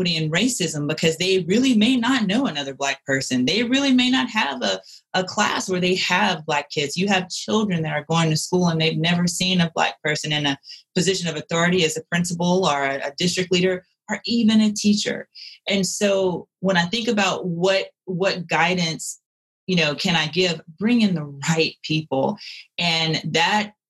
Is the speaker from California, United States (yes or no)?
no; Louisiana, United States; moved away as an adult; now in Colorado, United States; growing up in the South, I grew up in a predominantly white city. So I was one of a few or the only one. And that was part of my impetus for wanting to leave Louisiana